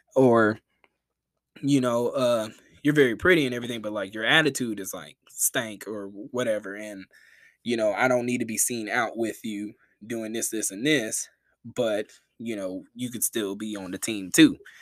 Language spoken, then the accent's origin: English; the South, United States; I'm from the South